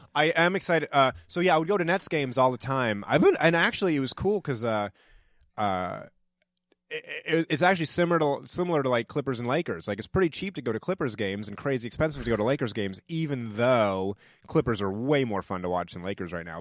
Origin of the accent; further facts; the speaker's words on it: New Hampshire, United States; also born or lived in Georgia / New York / Brooklyn; now in Los Angeles, United States; I grew up in New Hampshire